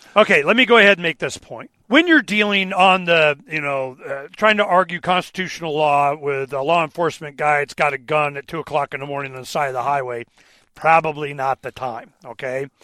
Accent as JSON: {"language": "English", "town": "Dade City", "region": "Florida", "country": "United States", "tie": "born or raised there", "said": "I was born in a hospital in Dade City, Florida"}